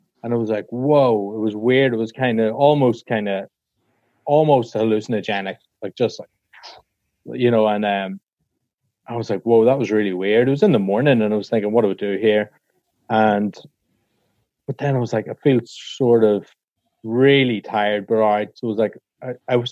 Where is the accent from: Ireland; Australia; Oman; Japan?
Ireland; I'm Irish